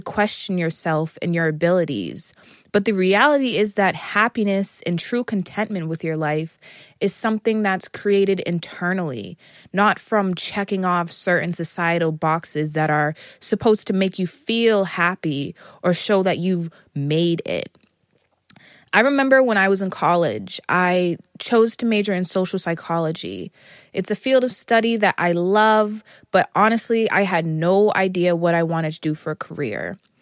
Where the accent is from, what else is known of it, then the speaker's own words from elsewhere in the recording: United States; I am an American